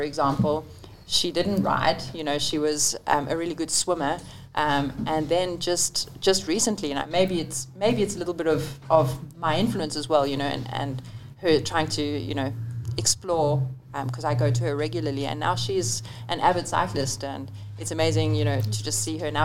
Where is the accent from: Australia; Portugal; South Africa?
South Africa; moved away as an adult; also born or lived in Italy; I came from South Africa